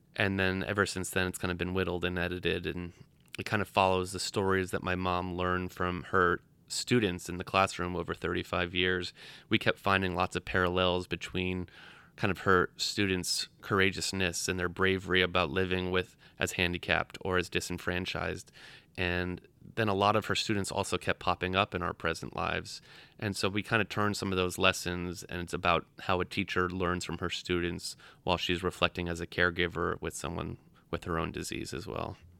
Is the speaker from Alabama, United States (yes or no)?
no; Providence, Rhode Island, United States; moved away as an adult; now in New York, United States; I was born in Providence, Rhode Island. I've lived in New York for eight years now